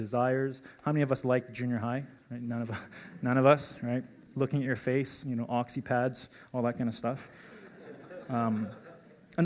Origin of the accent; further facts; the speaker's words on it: Calgary, Alberta, Canada; I was born and raised in Calgary